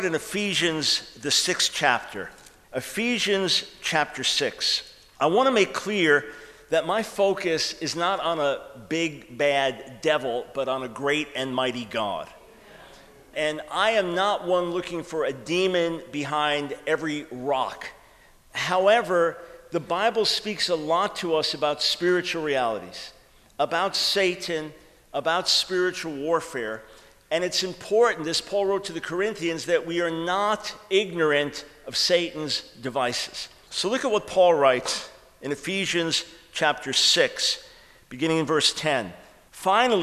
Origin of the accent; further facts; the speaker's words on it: New York, United States; moved away; I'm from New York originally